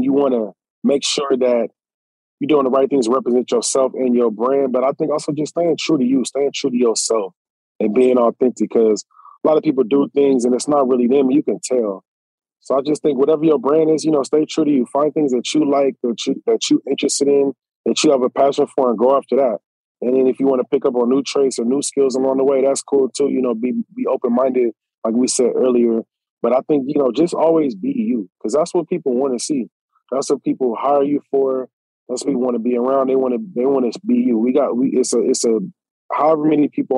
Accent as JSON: {"language": "English", "region": "Southern California", "country": "United States", "said": "I'm from Southern Cal"}